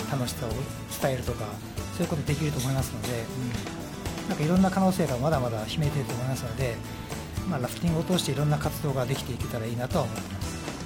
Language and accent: Japanese; Utsunomiya, Tochigi, Japan; moved away as an adult; also born or lived in Australia; 生まれてから高校時代までずっと過ごしてきた町なので、えー、自分のふるさとなんで